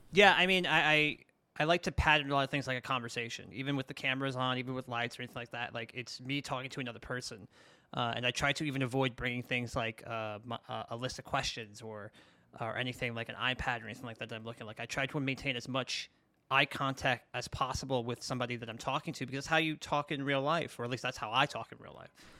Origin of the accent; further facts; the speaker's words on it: New York City, New York, United States; I grew up in Brooklyn